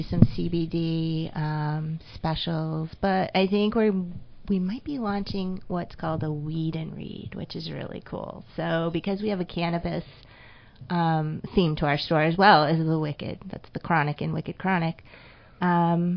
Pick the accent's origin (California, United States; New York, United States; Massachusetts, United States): Massachusetts, United States; Holyoke; I want to be in Holyoke. It's my hometown